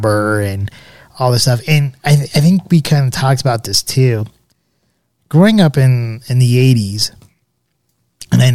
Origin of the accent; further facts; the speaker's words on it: Arvada, Colorado, United States; growing up in Arvada.